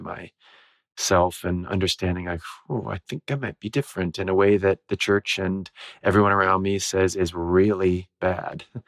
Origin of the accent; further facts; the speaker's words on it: Ohio, United States; I grew up in Ohio